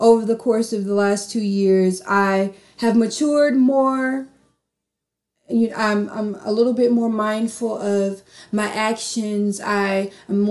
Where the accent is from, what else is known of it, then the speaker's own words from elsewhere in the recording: North Carolina, United States; moved away; I'm from North Carolina